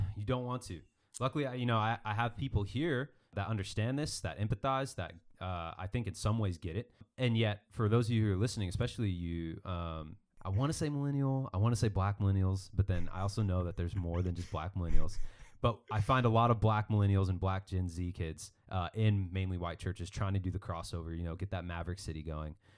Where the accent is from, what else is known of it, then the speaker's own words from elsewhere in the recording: Mesa, Arizona, United States; growing up in Northeast Mesa, Arizona